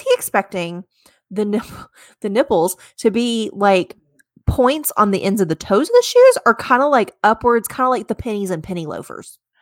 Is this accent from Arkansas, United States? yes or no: yes; Arkansas, United States; growing up in Arkansas, clo-, so close to Hot Springs